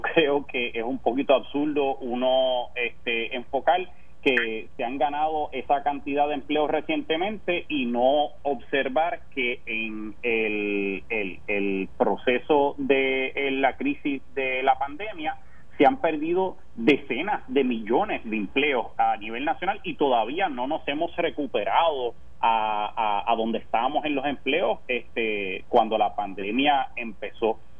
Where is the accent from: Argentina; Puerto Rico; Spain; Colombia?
Puerto Rico; en Puerto Rico, nosotros también como ciudadanos americanos